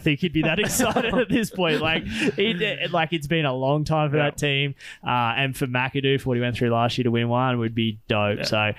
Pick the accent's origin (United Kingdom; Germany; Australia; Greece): Australia; Which is cool for us being Australian